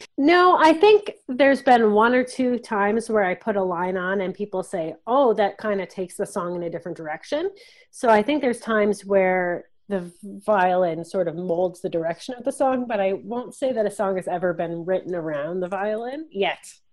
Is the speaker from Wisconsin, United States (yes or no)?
yes; Wisconsin, United States; now in Canada; I mostly played classical music growing up, but I'm from Wisconsin